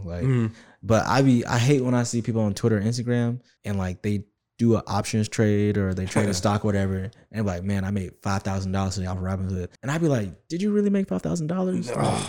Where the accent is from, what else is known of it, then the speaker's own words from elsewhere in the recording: Atlanta, Georgia, United States; because, you know, we from Atlanta, you know, like we're from South Side, West Side, whatever.